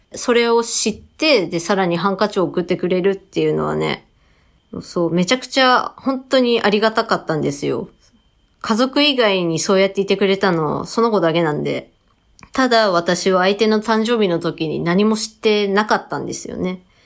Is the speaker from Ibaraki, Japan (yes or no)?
yes; Tsukuba, Ibaraki, Japan; 私も地元のつくば